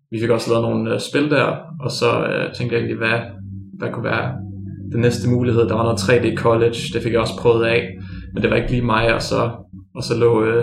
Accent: Sønderborg, Southern Denmark, Denmark; moved away as an adult; now in Grenaa, Denmark; jeg er originalt fra Sønderborg, den anden ende af landet.

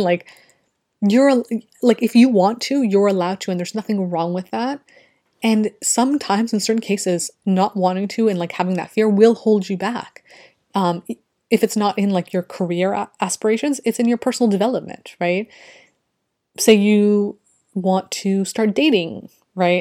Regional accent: Canada; I'm from Canada

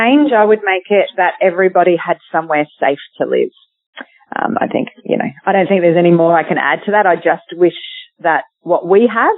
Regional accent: Australia; we, as other Australian mothers

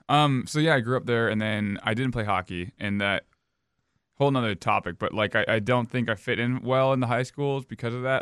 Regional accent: Edina, Minnesota, United States; I grew up in Edina.

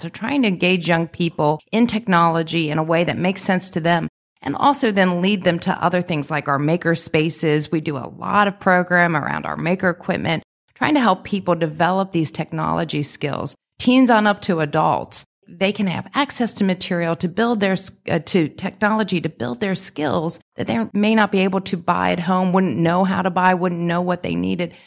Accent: Delhi Township, Ohio, United States; also born or lived in Clifton, Cincinnati; I grew up in Delhi. My parents and my sister still live in Delhi

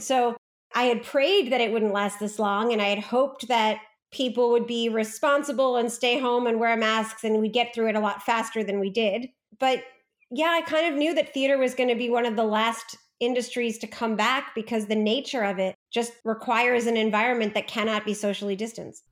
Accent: New York, United States; I grew up in New York

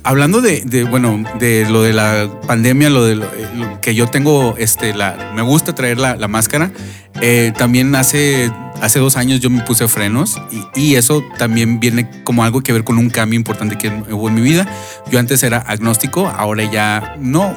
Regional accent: Monterrey, Nuevo León, Mexico; now in Phoenix, United States; donde yo crecí

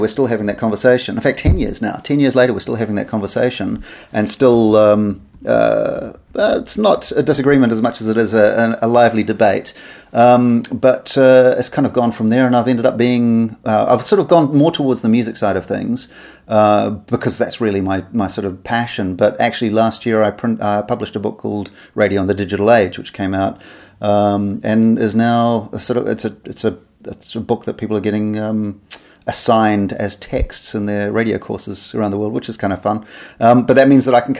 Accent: New Zealand; moved away; I'm from New Zealand originally

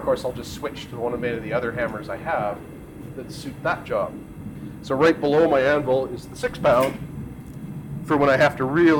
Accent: Canada; I'm a Canadian blacksmith

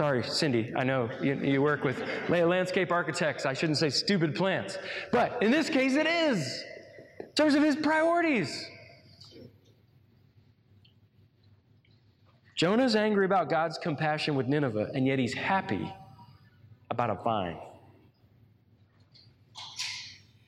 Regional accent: United States

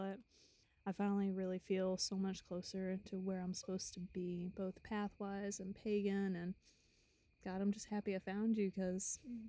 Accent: the South, United States; moved away; also born or lived in the North (US); I'm originally a Southerner. I was a transplant for many years up north

